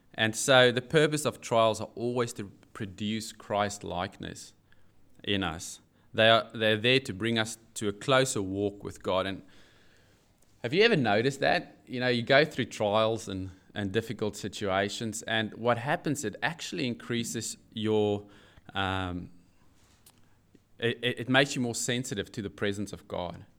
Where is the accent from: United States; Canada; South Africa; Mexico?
South Africa; now in Newcastle, Australia; I do have an accent, yes, and it's not New Zealand. I'm I'm South African